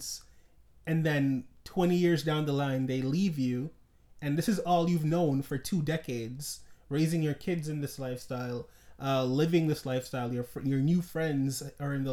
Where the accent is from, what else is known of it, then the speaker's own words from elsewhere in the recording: Jamaica; I was born in Jamaica